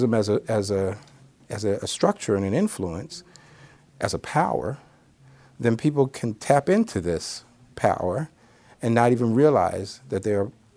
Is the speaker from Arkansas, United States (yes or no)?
no; New York, United States; I'm a New Yorker